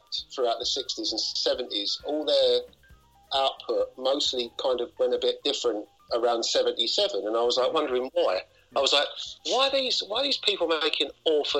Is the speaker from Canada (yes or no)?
no; London, United Kingdom; now in Sweden; I'm from East London, but it's called a place called Walthamstow